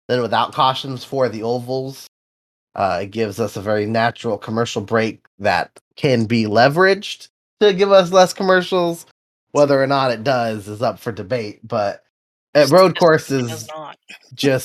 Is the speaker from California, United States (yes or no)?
yes; Sonoma, California, United States; It's my hometown track